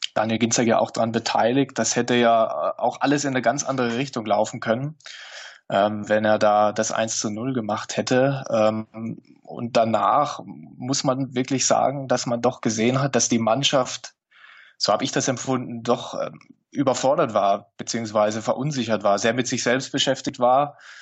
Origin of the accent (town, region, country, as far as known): near Neckarelz, Baden-Württemberg, Germany; born or raised there